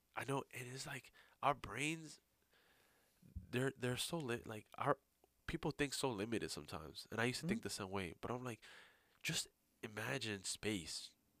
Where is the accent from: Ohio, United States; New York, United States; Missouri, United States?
New York, United States; That's how I grew up. You know, I grew up in New York.